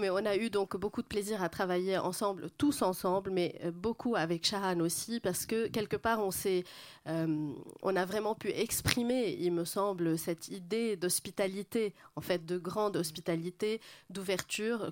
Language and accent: French; Lebanon; moved away; also born or lived in Paris, France; mon éducation moyenne-orientale, plutôt libanaise